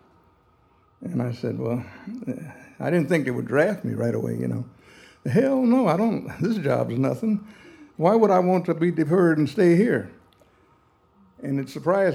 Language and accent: English; Beloit, Wisconsin, United States; where I lived, I was from Beloit, Wisconsin, there was not too many black people there at that time. And I went to schools where it was all integrated